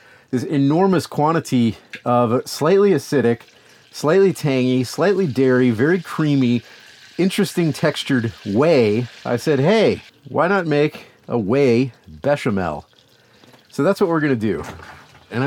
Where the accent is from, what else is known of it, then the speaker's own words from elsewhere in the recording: Louisiana, United States; I'm from Louisiana